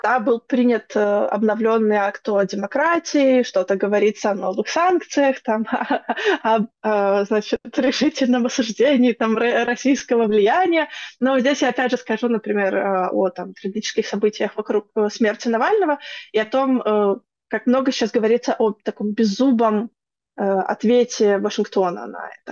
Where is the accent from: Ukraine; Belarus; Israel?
Belarus; мы как белорусы